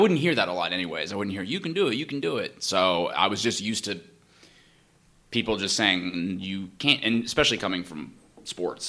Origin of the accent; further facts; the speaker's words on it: Danville, California, United States; moved away as an adult; now in Los Angeles, United States; I'm from Northern California, so okay. I'm in the East Bay. This was okay. In a small town Danville